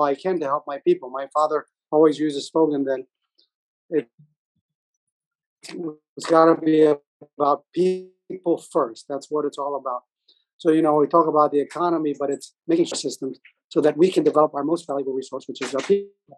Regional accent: Palau; our views from Palau

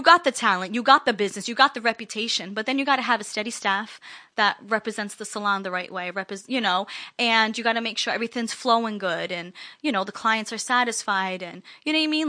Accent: East Providence, Rhode Island, United States; also born or lived in Springfield, Massachusetts; I went back to my hometown, East Providence

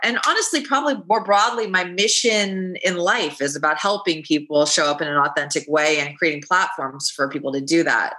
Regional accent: Los Angeles, California, United States; I grew up in Los Angeles

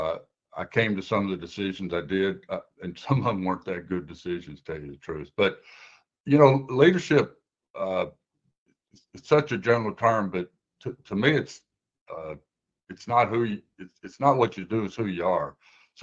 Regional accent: Waverly, Tennessee, United States; moved away as an adult; now in St. Louis, United States; I grew up in Tennessee, went to University of Tennessee, got my architect's degree, moved to St. Louis for 3 years

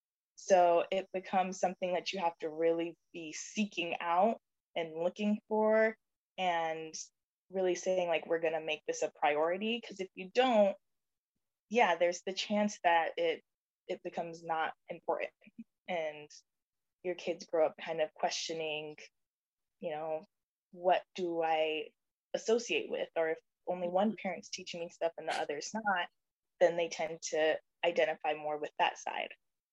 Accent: Jamaica; And so I grew up in a household where I was reminded every day that I'm Jamaican.

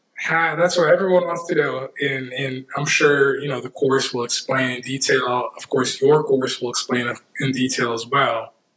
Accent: Canada; moved away; also born or lived in United States; I grew up in Canada, so I'm Canadian. My parents are Canadian and West Indian.

